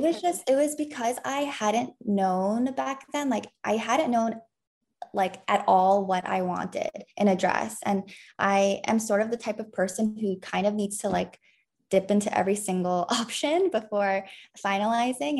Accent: New York, United States; I was born and raised in New York

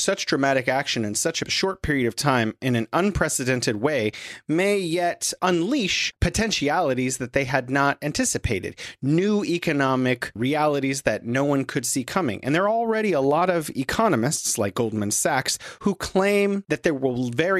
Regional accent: United States; It's very frustrating as an American

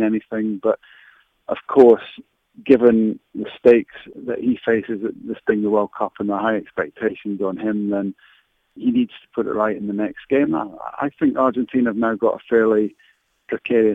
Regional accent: Scotland, United Kingdom; as a Scot

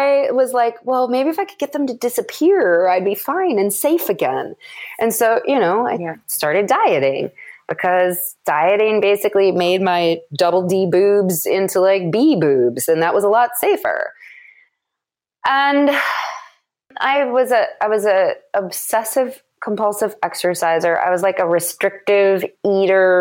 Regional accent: Madison, Wisconsin, United States; moved away; I was back in Madison, which is my hometown

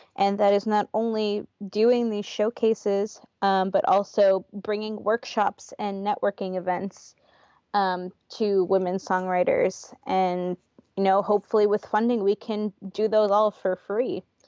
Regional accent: New York, United States; moved away as an adult; now in Portland, United States; I'm from New York.

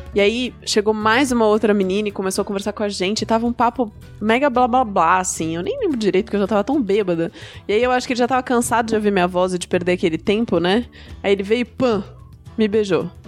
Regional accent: Brazil; como boas brasileiras que somos

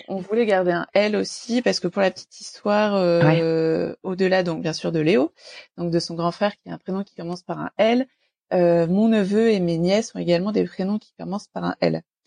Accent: Normandy, France; qui vient de Normandie, proche Paris mais Normandie quand même

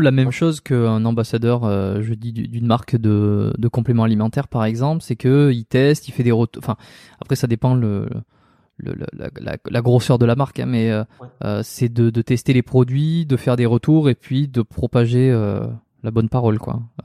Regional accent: France; moved away as an adult; now in Montreal, Canada; je suis un Français qui est expatrié à Montréal

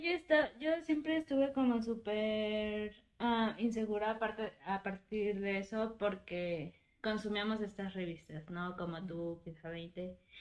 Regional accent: Oaxaca, Mexico; moved away as an adult; also born or lived in Mexico City; now in Querétaro, Mexico; nací en Oaxaca, viví ahí 18 años, de ahí fui a estudiar diseño gráfico a Ciudad de México y llevo tres años viviendo en Querétaro

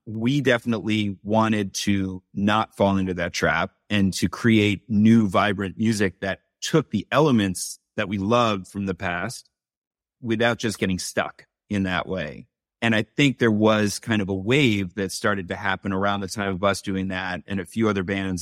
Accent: New York City, New York, United States; I grew up in New York City.

